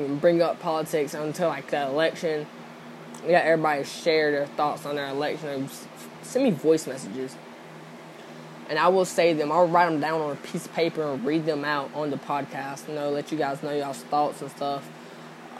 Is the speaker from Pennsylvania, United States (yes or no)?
no; Georgia, United States; I'm from Georgia